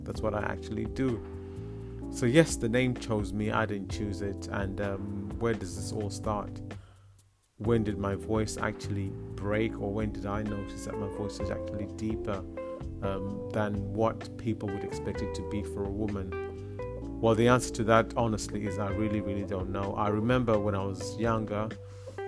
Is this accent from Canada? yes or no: no; Zimbabwe; moved away; I grew up in Zimbabwe